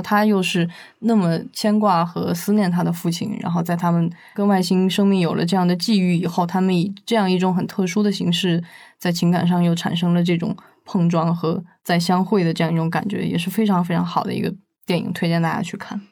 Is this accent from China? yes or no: yes; China; 我们中国人